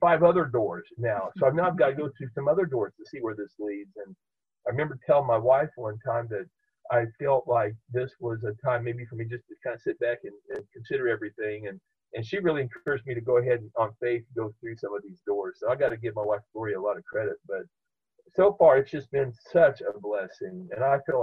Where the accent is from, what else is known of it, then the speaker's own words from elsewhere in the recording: Topeka, Kansas, United States; I grew up in the Evangelical Covenant Church, which was right across the street from First United Methodist Church in downtown Topeka